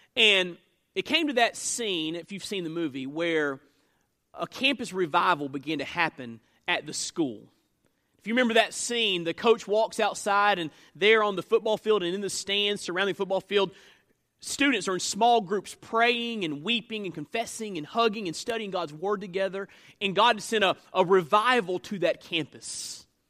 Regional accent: United States; I'm an American citizen

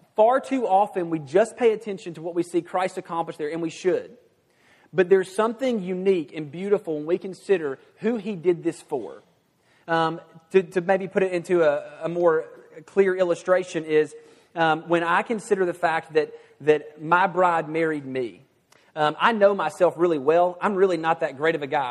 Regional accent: the South, United States; in the nice moral South, I was raised to be a, uh, what I like to call a good old boy.

